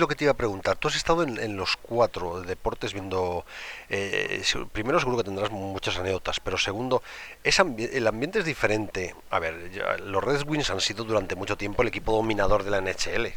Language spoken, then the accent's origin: Spanish; Spain; somos españoles y aquí estamos acostumbrados